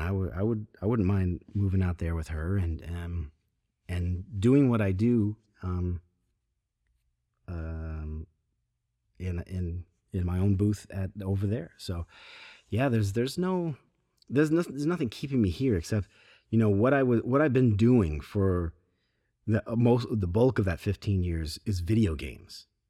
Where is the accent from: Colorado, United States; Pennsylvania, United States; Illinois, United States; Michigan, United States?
Michigan, United States; Grand Rapids; moved away as an adult; now in California, United States; Where we grew up, it's, it's, it's Very rad